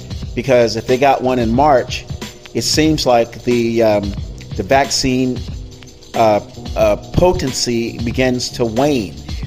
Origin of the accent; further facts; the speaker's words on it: Florida, United States; now in California, United States; my home state of Florida